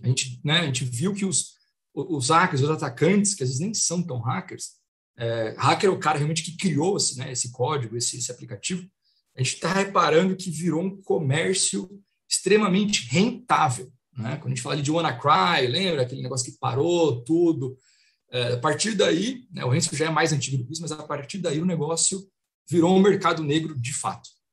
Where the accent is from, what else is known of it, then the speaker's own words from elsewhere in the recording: Marília, São Paulo, Brazil; moved away as an adult; now in São Paulo, Brazil; eu sou de Marília, interior, né? Um caipira. Então mudei para São Paulo ali com 2008